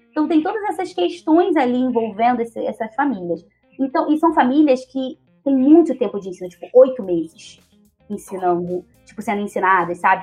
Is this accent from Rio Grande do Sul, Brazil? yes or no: no; Rio de Janeiro, Brazil; first language Portuguese; Sou carioca